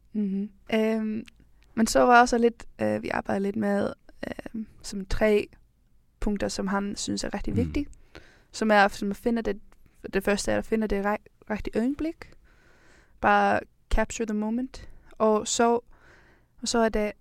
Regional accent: Iceland; now in Denmark; jeg kommer fra Island

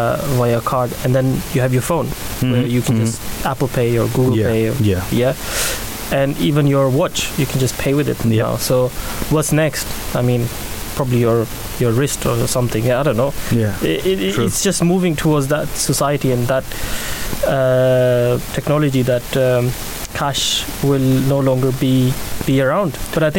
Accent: Pakistan; also born or lived in Norway; now in United Kingdom; So I'm now a British citizen, and my body has adjusted to the rain and the climate here.

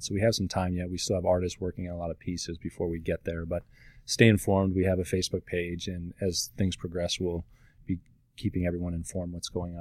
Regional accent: Naperville, Illinois, United States; I grew up in Naperville

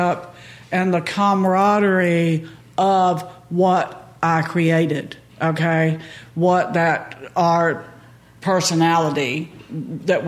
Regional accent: Pensacola, Florida, United States; also born or lived in Panama City Beach, Florida / Grayton Beach, Florida; I grew up in Pensacola, Panama City Beach

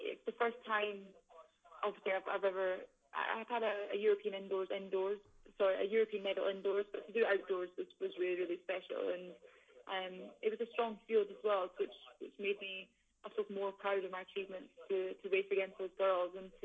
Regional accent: Scotland, United Kingdom; we're all Scottish, we're from the same place

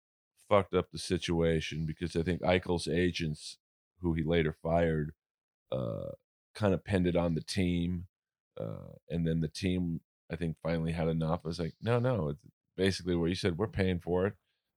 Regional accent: Los Angeles, California, United States; I grew up in Hollywood, Bel Air, Hollywood.

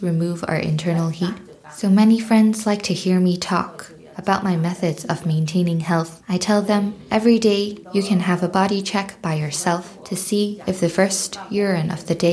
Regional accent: Lianzhou, Guangdong, China; now in Edinburgh, United Kingdom; I am from Lianzhou County in Guangdong, China. And now I'm living in a care home in Edinburgh.

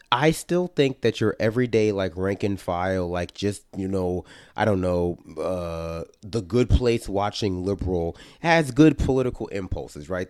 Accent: New York City, New York, United States; I grew up in New York City

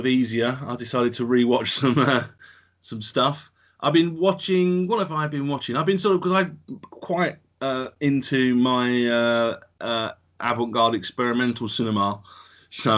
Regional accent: Essex, East of England, United Kingdom; accent: Essex Cockney; my Essex Cockney accent

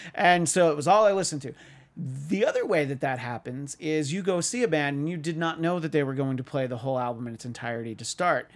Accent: New York, United States; the part of New York state that I grew up

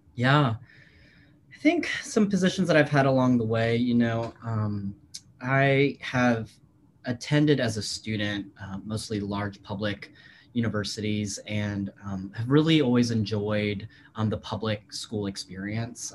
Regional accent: Virginia, United States; moved away as an adult; I'd never worked in my home state

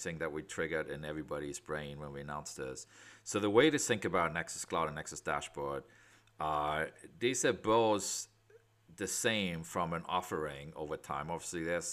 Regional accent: Germany; accent: German; moved away as an adult; also born or lived in West Coast, United States; now in United States; I'm out of the West Coast, despite having a German accent. So I am German, but for the last 25 years in the U.S.

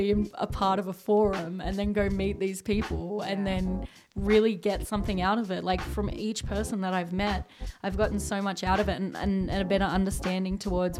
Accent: Australia; I'm Australian.

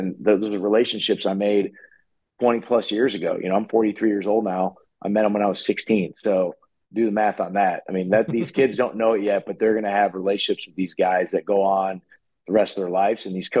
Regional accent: Wichita, Kansas, United States; now in Kansas City, United States; I grew up in Wichita

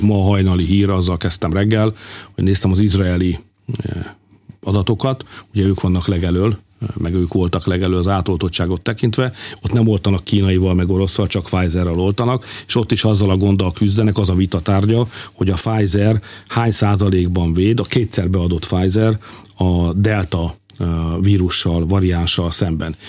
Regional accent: Hungary; én, mint magyar szülő

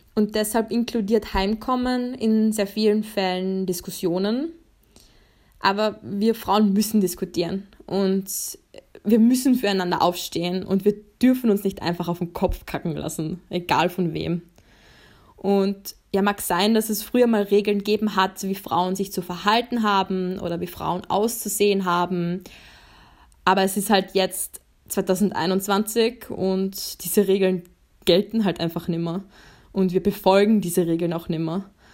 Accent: Carinthia, Austria; now in Vienna, Austria; ich komme eigentlich vom Land, also ich bin aus Kärnten

